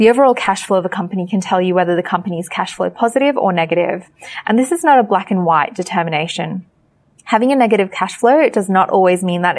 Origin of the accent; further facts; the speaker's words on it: Sri Lanka; moved away; my parents are from Sri Lanka. I'm also from Sri Lanka